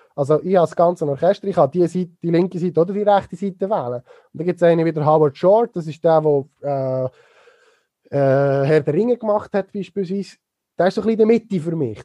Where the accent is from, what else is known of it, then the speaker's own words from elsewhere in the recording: Niedergösgen, Solothurn, Switzerland; Ich komme aus Niedergösgen ursprünglich und äh, bin natürlich mit dem Feelgood Festival aufgewachsen dort